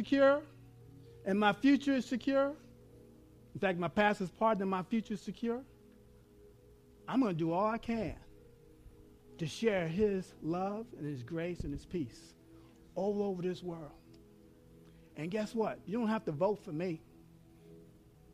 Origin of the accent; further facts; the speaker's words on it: New York, United States; moved away; also born or lived in Texas; I'm from New York. I learned how to say all in Texas